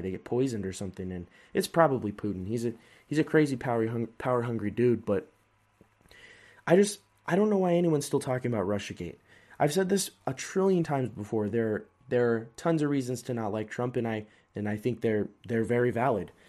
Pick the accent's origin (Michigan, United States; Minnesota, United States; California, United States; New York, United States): California, United States; I was born in California.